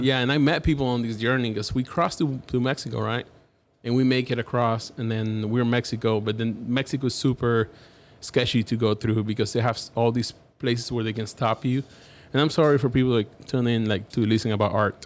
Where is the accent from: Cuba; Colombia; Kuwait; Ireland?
Cuba; Havana; English is a second language; now in Dallas, United States; I'm from Havana, Cuba